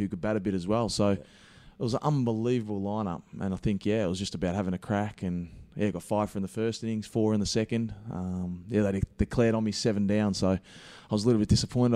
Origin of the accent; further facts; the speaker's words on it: Gippsland, Victoria, Australia; also born or lived in Dandenong; I'm originally from Gippsland, which is two hours east of, of Melbourne.